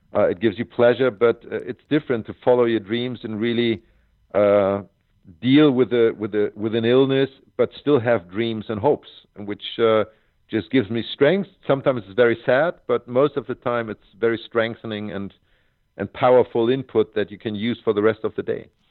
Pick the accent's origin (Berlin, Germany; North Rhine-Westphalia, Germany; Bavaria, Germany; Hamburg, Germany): Hamburg, Germany; Hamburg at my hometown tournament was the most important for me because I went there as a seven year old kid